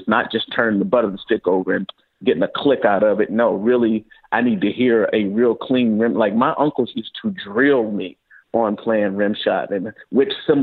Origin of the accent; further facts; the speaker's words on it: St. Louis, Missouri, United States; I'm a native from St. Louis. Grew up in St. Louis playing around